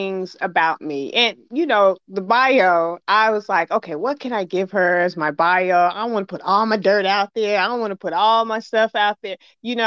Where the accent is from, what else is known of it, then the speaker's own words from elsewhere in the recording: Chicago, Illinois, United States; I'm from Chicago.